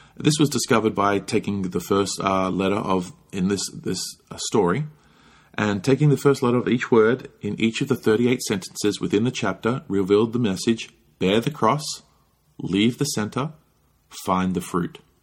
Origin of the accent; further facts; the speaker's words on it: Australia; now in United States; growing up in Australia